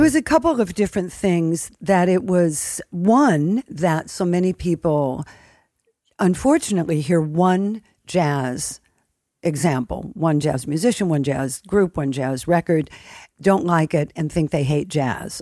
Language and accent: English; United States; as an American